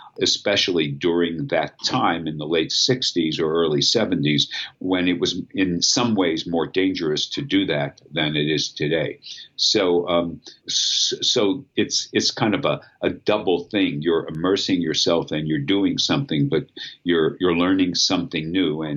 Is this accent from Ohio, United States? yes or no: no; Pittsburgh, Pennsylvania, United States; going back to my hometown afterwards